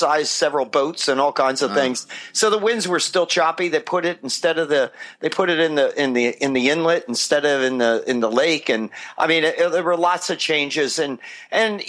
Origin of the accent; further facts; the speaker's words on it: New Jersey, United States; moved away as an adult; also born or lived in Philadelphia, Pennsylvania / Wilmington, Delaware; now in Southern California, United States; I was born in Philly and raised in South Jersey